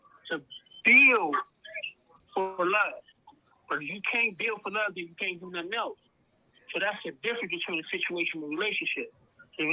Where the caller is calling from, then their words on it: Youngstown, Ohio, United States; I'm calling from Ohio. I'm calling from Youngstown.